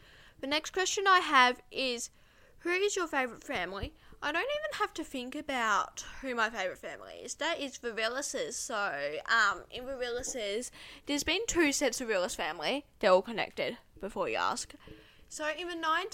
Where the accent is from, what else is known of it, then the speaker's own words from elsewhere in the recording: Australia; I'm actually from Australia